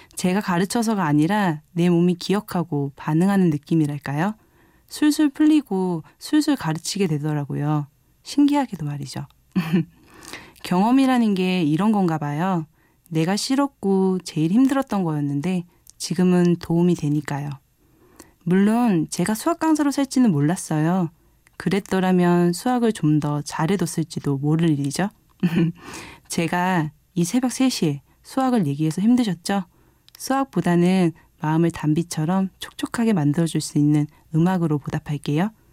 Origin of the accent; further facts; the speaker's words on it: Seoul, South Korea; moved away as an adult; now in Jecheon, South Korea; 원래는 서울에서 태어나고 자랐는데 부모님이 기농생활로 인해 함께 제천으로 왔어요